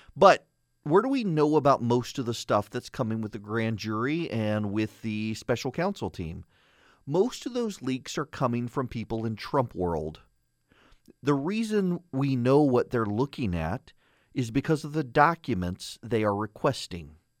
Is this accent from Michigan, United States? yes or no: no; Louisiana, United States; I'm from Louisiana